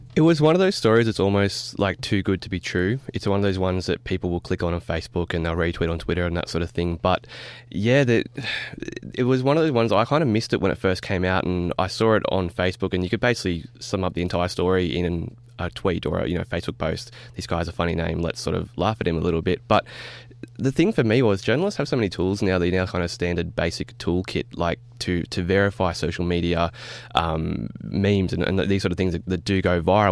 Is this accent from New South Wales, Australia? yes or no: yes; Wollongong, New South Wales, Australia; I'm from Wollongong in the Illawarra